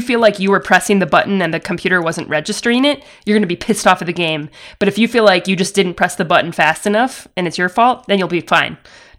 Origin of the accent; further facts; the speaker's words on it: Georgia, United States; No, I'm from Forsyth County. So it's a little bit north of Atlanta, sort of up toward the mountains.